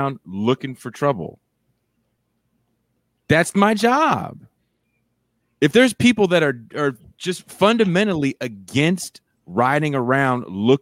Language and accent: English; Richmond, California, United States; I grew up in Richmond, California